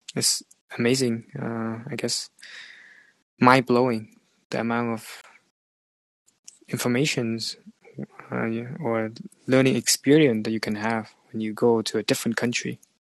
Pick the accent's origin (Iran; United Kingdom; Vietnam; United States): Vietnam; moved away as an adult; now in Canada; back to Vietnam as well. My hometown